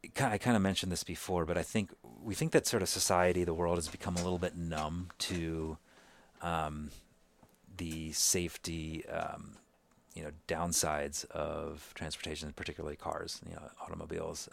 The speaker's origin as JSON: {"language": "English", "town": "Kolkata", "region": "West Bengal", "country": "India", "tie": "born or raised there", "also_born_or_lived": "New York / Seattle", "moved": "yes", "said": "I was born in Calcutta, India, you know, really teeming city"}